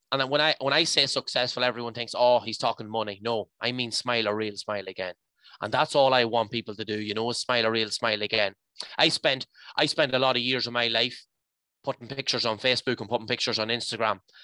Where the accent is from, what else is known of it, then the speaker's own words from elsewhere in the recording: County Leitrim, Connacht, Ireland; I'm from the Mad Mile in County Leitrim